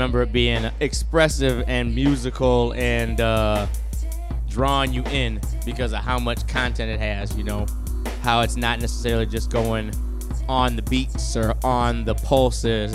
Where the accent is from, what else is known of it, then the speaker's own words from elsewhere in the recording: Mount Clemens, Michigan, United States; I grew up in Mount Clemens, Clinton Township area